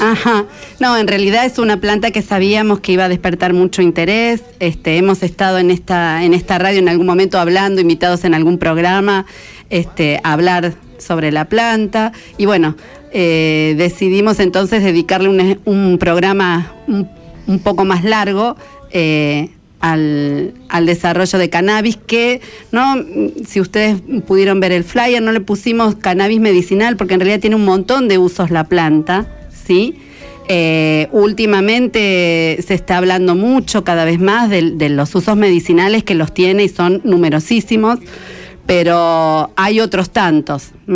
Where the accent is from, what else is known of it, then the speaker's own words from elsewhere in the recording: Merlo, Buenos Aires Province, Argentina; Mañana ya por mis pagos por Merlo